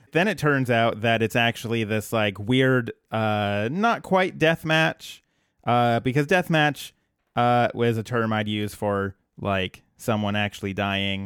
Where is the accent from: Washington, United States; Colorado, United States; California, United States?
Colorado, United States